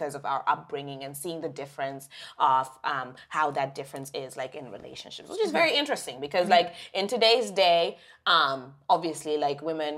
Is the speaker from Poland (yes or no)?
no; Zimbabwe; now in Canada; we grew up in Zimbabwe